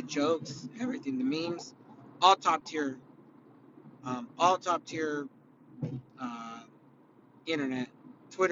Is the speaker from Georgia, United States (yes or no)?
no; California, United States; I'm from California.